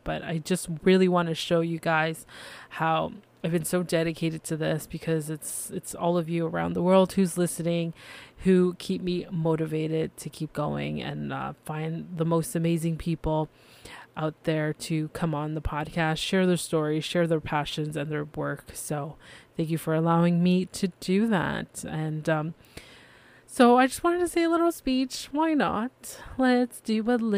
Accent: Canada; I am Canadian

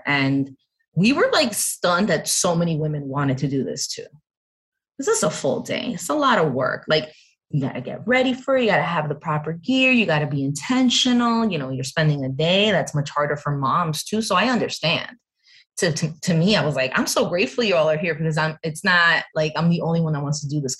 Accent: New Jersey, United States; I was born here and in Jersey

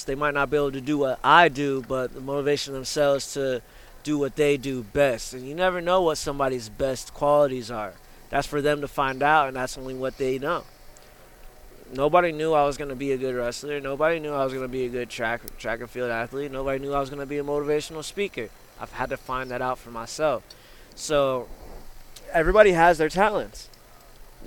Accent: Canton, Ohio, United States; I'm from Canton, Ohio.

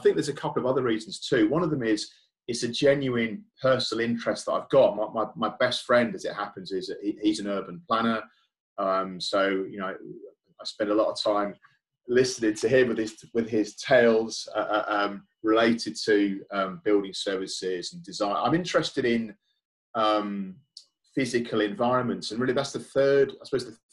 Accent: United Kingdom; I'm British myself, and I've lived here all my life

